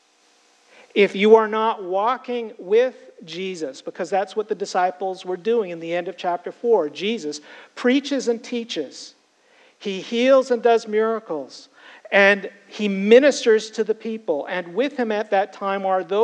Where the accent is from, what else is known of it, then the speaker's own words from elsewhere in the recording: Canada; now in United States; I was Canadian. I'm now an American citizen